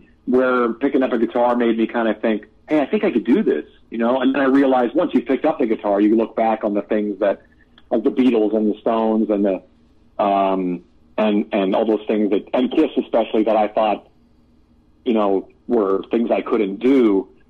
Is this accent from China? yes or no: no; Canada; we're both Canadian, and we grew up on a lot of crazy regional Canadian music